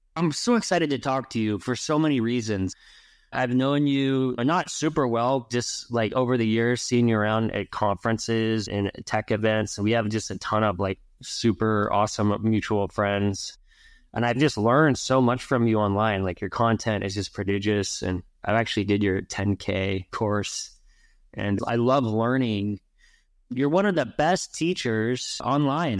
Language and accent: English; Ventura, California, United States; I grew up in Ventura